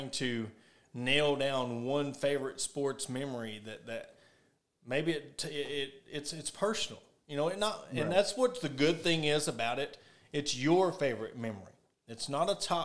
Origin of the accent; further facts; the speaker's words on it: Ozark, Arkansas, United States; I was born and raised in Ozark